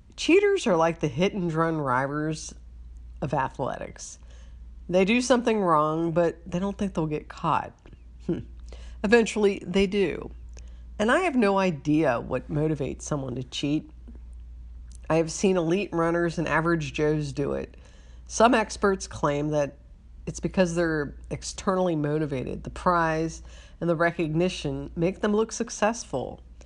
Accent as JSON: {"language": "English", "town": "Cincinnati", "region": "Ohio", "country": "United States", "tie": "born or raised there", "said": "my hometown of Cincinnati"}